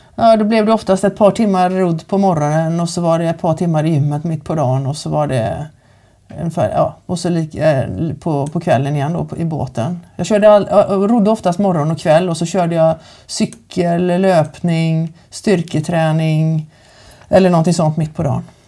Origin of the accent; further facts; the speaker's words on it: Kungälv, Västra Götaland, Sweden; jag är född och uppväxt här i Kungälv